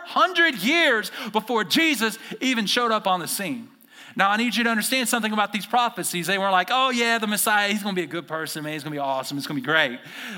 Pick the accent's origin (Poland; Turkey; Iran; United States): United States; the South; now in Idaho, United States; I used to say chunk because I'm from the South. We chunk things in the South. We chuck things in Idaho.